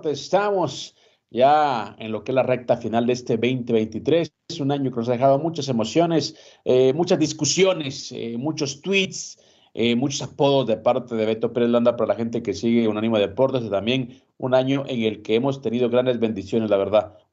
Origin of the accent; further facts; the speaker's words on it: Guatemala; Te voy a hablar como guatemalteco, ¿no? Estar con vos aquí en esta plataforma